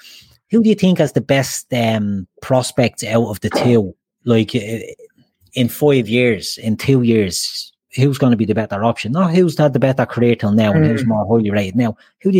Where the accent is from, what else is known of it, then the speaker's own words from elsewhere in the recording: Dublin, Leinster, Ireland; accent: Dublin; It could be my Dublin accent.